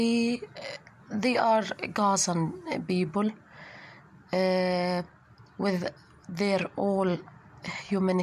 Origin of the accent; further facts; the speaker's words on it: Gaza Strip, Palestine; also born or lived in Khan Yunis; I'm a woman from Gaza, 25 years